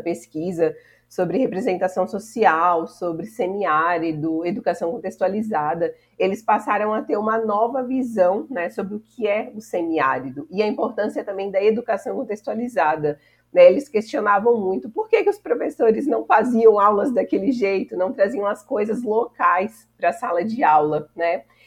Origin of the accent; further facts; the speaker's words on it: São Paulo, Brazil; now in Juazeiro, Brazil; E como eu sou de São Paulo